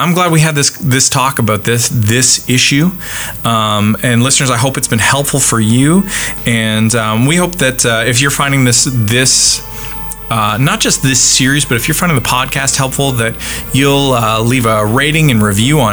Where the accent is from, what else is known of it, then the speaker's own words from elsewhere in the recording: Canada; now in United States; I'm Canadian, and that means that I am not American, and I live in America